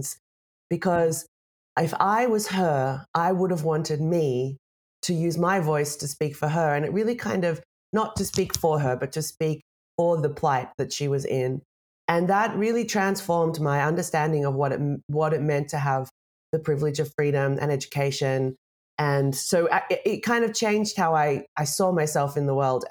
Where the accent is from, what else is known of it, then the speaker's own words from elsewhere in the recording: Australia; moved away; I'm Australian. I don't live in Australia anymore, but I love Australia. I grew up there.